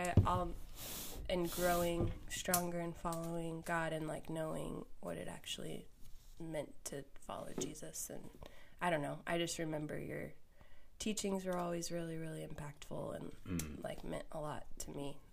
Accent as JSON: {"language": "English", "town": "Valley Center", "region": "Kansas", "country": "United States", "tie": "born or raised there", "said": "I grew up in Valley Center, Wichita area."}